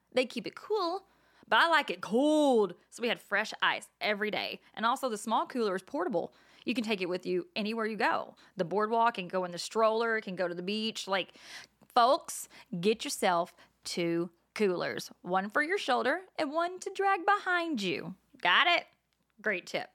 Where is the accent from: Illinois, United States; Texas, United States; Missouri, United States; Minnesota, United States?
Texas, United States; now in New Jersey, United States; I'm from Texas, though. We don't have boardwalks.